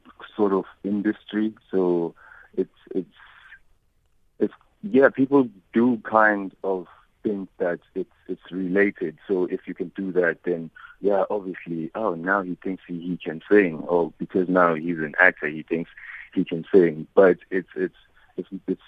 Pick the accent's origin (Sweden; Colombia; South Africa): South Africa; We already don't have a striving industry as South African artists